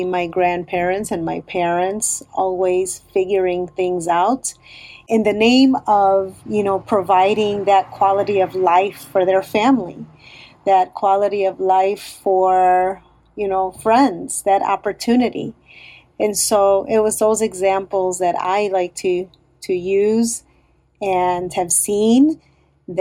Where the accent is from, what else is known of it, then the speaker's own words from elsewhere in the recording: Chicago, Illinois, United States; I am in Chicago, born and raised in Chicago, and have always lived here